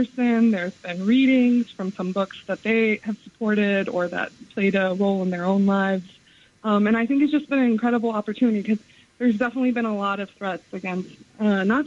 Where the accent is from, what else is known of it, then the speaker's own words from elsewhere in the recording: the South, United States; I'm from the South